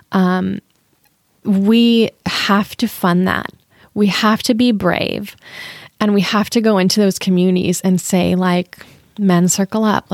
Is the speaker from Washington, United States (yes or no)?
yes; Lakewood, Washington, United States; also born or lived in Queen Anne, Seattle; now in Seattle, United States; I grew up in Lakewood, just south of Tacoma